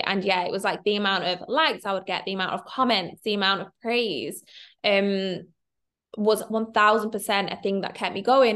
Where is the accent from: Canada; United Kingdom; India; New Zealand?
United Kingdom; Manchester, North West England; I'm from Manchester.